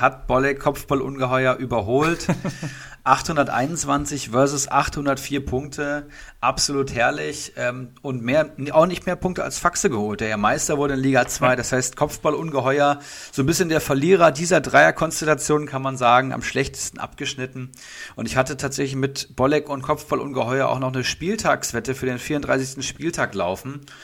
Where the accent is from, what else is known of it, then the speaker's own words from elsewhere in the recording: Hattenbach, Hesse, Germany; aus Hattenbach, also aus unserer Heimat, beziehungsweise meiner Heimat